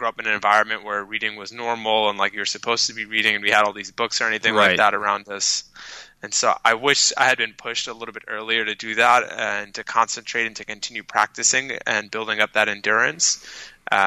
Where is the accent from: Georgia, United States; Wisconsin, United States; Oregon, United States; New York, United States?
New York, United States; New York City; first language Arabic; English is a second language; I was raised by a single mother on government aid, went through some of New York City's most struggling public schools